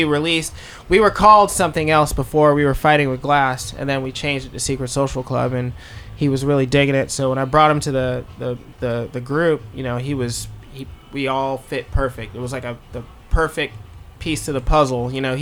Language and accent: English; Jacksonville, Florida, United States; Steve and I grew up in Jacksonville, Florida together